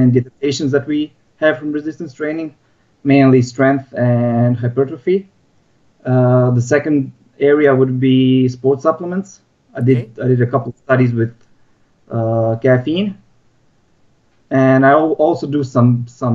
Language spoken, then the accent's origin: English; Bosnia & Herzegovina; moved away as an adult; also born or lived in Croatia; now in Melbourne, Australia; I'm originally from Bosnia. So I finished my high school here and then I moved to Croatia